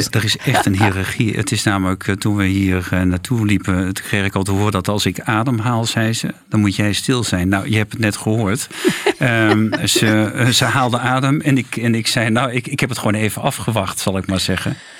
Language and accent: Dutch; Friesland, Netherlands; Ik ben geboren in Friesland